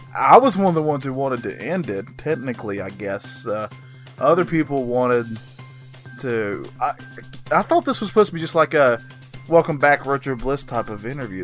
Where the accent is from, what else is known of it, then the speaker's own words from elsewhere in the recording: North Carolina, United States; I'm, I'm from North Carolina